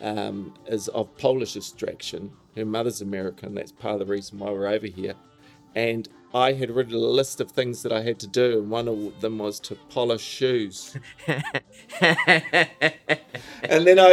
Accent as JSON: {"language": "English", "country": "New Zealand", "moved": "as an adult", "lives_now": "Jersey City, United States", "said": "I was from New Zealand."}